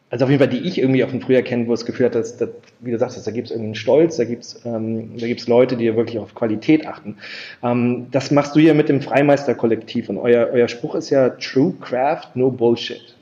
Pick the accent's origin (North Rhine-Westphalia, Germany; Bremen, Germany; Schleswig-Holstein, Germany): Schleswig-Holstein, Germany; Ich bin gebürtig aus Schleswig-Holstein aufgewachsen